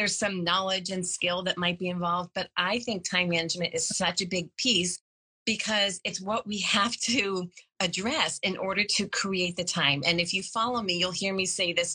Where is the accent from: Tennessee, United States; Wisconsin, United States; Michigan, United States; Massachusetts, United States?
Massachusetts, United States; Boston; I'm from the Boston area